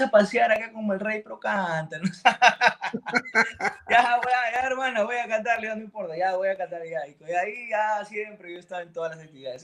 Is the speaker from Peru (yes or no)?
yes; Chiclayo, Lambayeque, Peru; yo, soy de Chiclayo, soy de la ciudad de la, la conocen como la ciudad de la amistad en Perú